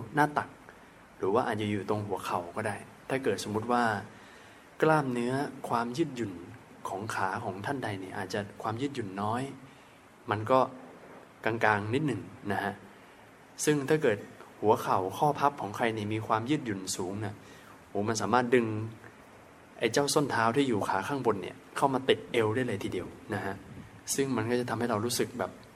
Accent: Thailand; เราเนี่ยคนไทย เราอยู่ในวัฒนธรรมประเพณีของการนั่งพื้นกันมาตั้งแต่เด็กๆ

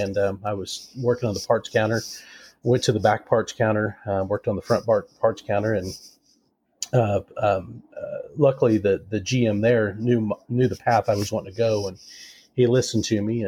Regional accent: Western Kansas, United States; also born or lived in Greenfield, Indiana / Colorado; I'm a Kansas native. I was born in Greenfield, Indiana, and my dad did construction. So after we were born, we moved to Colorado, then back to Kansas, where my family originally was from

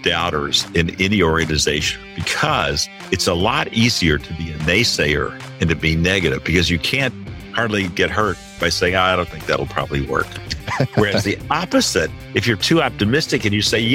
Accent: Little Rock, Arkansas, United States; moved away as an adult; also born or lived in San Francisco; I grew up in Little Rock, Arkansas

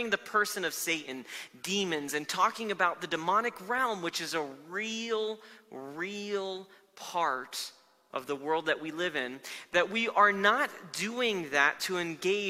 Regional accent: South Florida, United States; moved away as an adult; now in Denver, United States; I grew up in Florida for most of my life

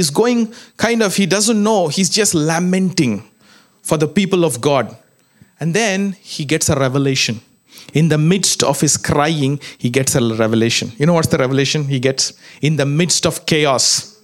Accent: India; moved away; I come from India

